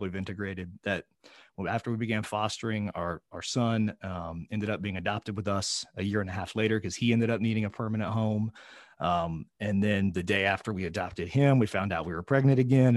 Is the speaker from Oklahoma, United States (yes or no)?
yes; Oklahoma, United States; I'm from a flyover state. I'm from Oklahoma